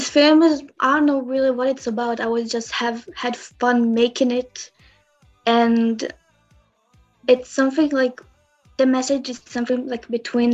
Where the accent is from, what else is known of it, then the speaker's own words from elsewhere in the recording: Israel; I'm from Israel